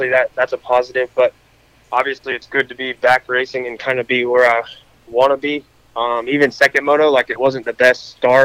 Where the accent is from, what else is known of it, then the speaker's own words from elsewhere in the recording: North Carolina, United States; I grew up in North Carolina